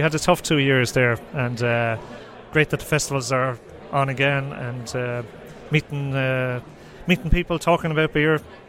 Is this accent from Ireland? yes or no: yes; Dublin, Leinster, Ireland; now in Sweden; I'm not Swedish, no. I'm from Dublin, Ireland. Came here in 2000.